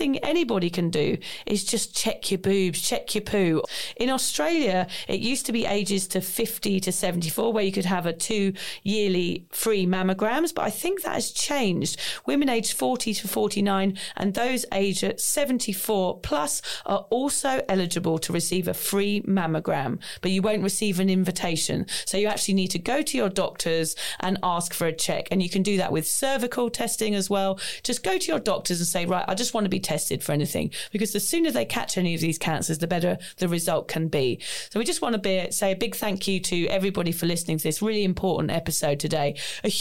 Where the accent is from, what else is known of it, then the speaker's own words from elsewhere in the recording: United Kingdom; we're British